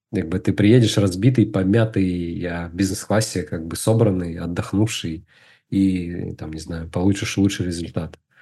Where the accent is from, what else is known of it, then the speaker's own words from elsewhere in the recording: Izhevsk, Udmurtia, Russia; moved away as an adult; now in Moscow, Russia; Я э, вырос в Удмуртии, город Ижевск